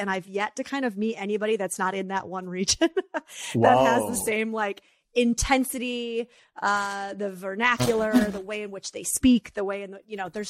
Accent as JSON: {"language": "English", "region": "upstate New York", "country": "United States", "tie": "born or raised there", "moved": "as an adult", "lives_now": "California, United States", "said": "Yeah, well, I grew up in upstate, but I was in the city for like 13 years before I moved to California."}